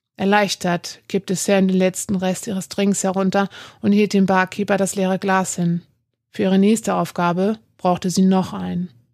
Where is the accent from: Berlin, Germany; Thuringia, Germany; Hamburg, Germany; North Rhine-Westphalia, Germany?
Hamburg, Germany; Ich bin Nordlicht, gebürtig aus Hamburg